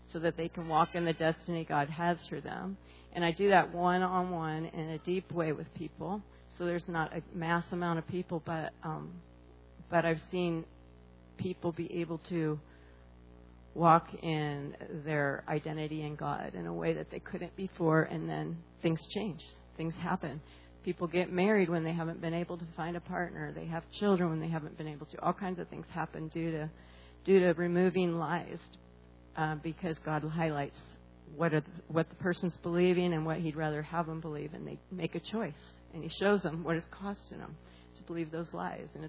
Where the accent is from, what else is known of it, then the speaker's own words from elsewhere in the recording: California, United States; moved away as an adult; also born or lived in Hawaii; I'm from California